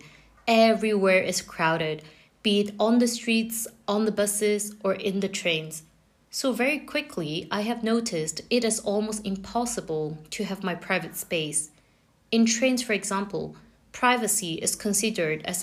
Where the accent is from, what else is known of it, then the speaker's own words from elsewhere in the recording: France; moved away; Growing up in France was a totally different experience.